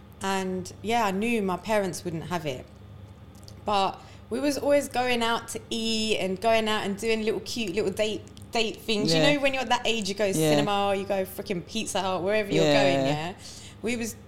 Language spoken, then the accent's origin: English; India; I'm Indian.